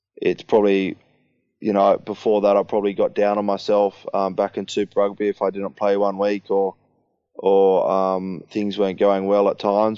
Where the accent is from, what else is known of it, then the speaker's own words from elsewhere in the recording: Sydney, New South Wales, Australia; moved away as an adult; now in Leicester, United Kingdom; go home to Sydney and, and play in my hometown